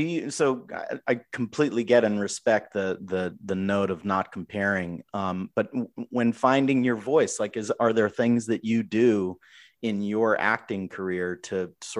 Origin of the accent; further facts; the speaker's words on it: Boston, Massachusetts, United States; So here's the deal. I grew up in Boston. I don't have an accent.